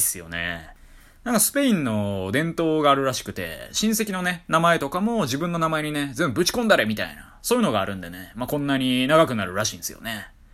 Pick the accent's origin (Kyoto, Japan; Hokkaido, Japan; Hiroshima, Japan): Kyoto, Japan; moved away as an adult; also born or lived in Tokyo / Kanagawa / Osaka; 私、地元京都なんですよ。ほいでまあ京都には大学卒業するまでおりまして